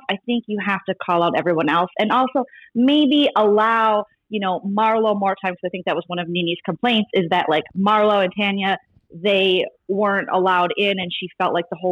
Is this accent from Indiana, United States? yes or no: no; Minnesota, United States; moved away as an adult; I'm from Minnesota, so I'm not really still, I've been out here 6 years, but I'm not really used to earthquakes